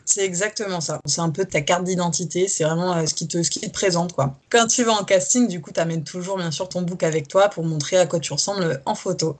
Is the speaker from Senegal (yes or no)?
no; south-west France, France; moved away as an adult; also born or lived in Paris region, France; now in Paris, France; je suis française. Je suis née en région parisienne que j'ai quittée avec ma famille pour déménager dans le sud-ouest quand j'avais 10 ans jusqu'à mes 19 ans.